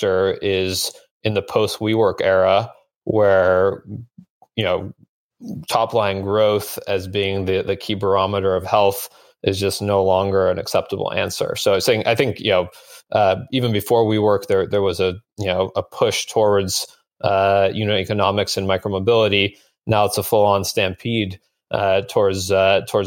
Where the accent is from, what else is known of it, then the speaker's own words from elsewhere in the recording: Bellevue, Washington, United States; I grew up in Bellevue, Washington